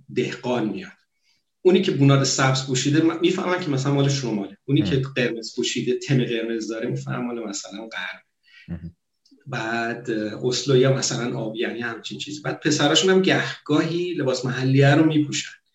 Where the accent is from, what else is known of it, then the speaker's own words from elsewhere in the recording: Abadan, Khuzestan, Iran; moved away as an adult; now in Norway; من بچه آبادانم